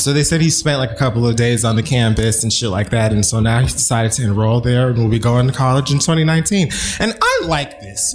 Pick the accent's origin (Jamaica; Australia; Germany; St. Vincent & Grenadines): Jamaica; also born or lived in Miami, Florida; I'm Jamaican